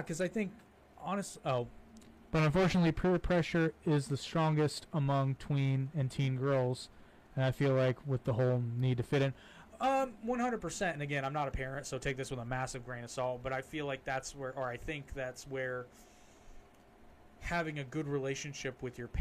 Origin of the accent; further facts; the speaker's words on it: United States; we're American